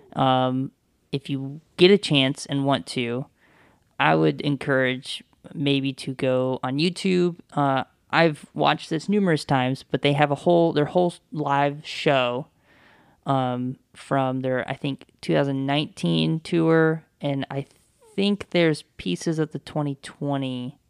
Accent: the South, United States; now in Toledo, United States; I'm from the South.

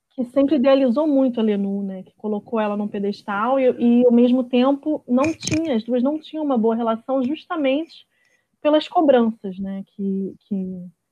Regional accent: Rio de Janeiro, Brazil; eu sou de Bangu

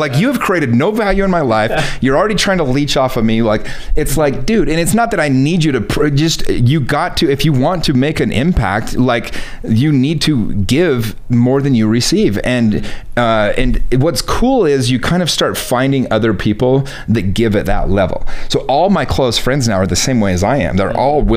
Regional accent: United States; being an American

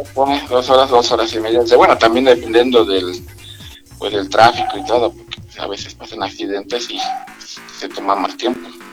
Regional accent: Villahermosa, Tabasco, Mexico; moved away as an adult; now in Huamantla, Mexico; yo realmente soy de Villahermosa, Tabasco, pero radico aquí en lo que es la desde hace 15 años.

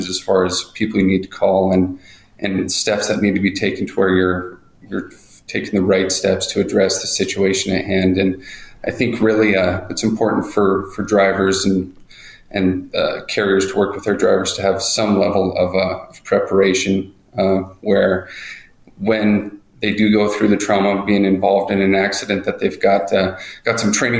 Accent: Great Falls, Montana, United States; I'm from Great Falls, Montana

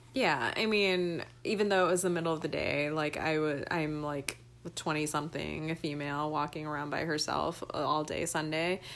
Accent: Georgia, United States; I'm from Georgia

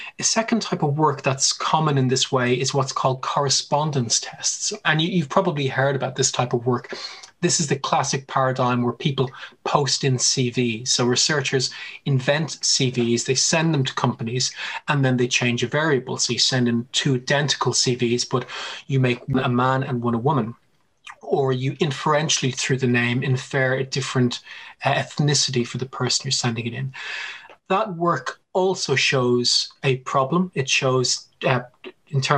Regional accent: Ireland; moved away; I'm Irish

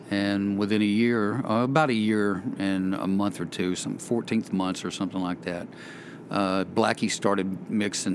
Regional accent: Tullahoma, Tennessee, United States; also born or lived in Knoxville, Tennessee; I'm from Tullahoma, Tennessee

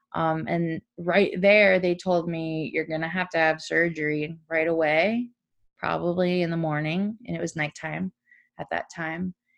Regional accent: South Florida, United States; also born or lived in Orlando; I grew up in South Florida

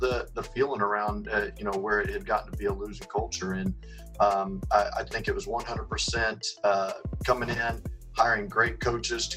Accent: San Antonio, Texas, United States; now in Mesquite, United States; growing up in San Antonio

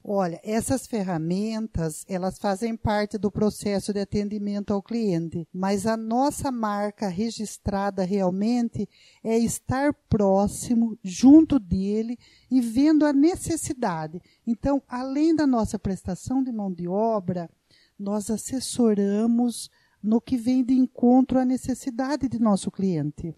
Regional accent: Brazil; eu tive a minha infância, né, na Fazenda Pagiário, né, ao lado da Fazenda Patrese

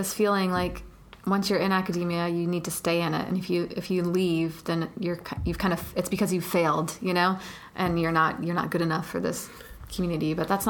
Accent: Atlanta, Georgia, United States; I grew up in Atlanta.

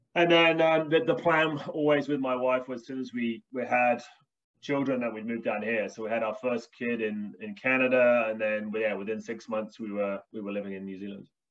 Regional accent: United Kingdom; also born or lived in Birmingham, United Kingdom; I'm British English

